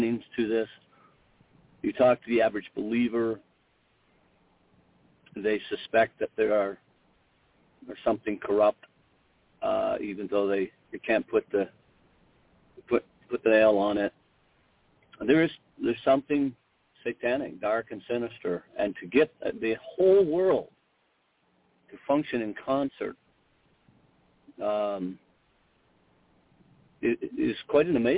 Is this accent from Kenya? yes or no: no; Canada; moved away as an adult; also born or lived in United States / Minnesota; born Canadian and trained stateside, so I grew up in the Canadian system